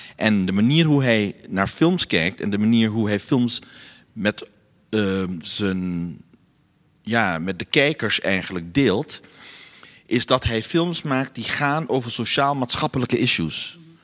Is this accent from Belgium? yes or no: no; Curaçao; moved away as an adult; now in Amsterdam, Netherlands; ik ben geboren op Curaçao